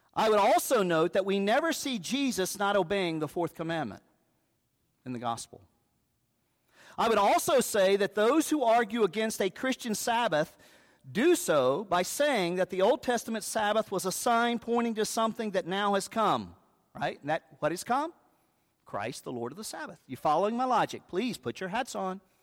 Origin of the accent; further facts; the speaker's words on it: United States; I'm an American